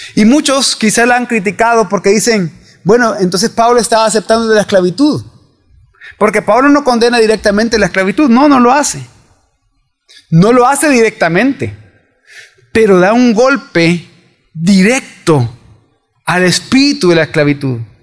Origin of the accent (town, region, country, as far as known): El Salvador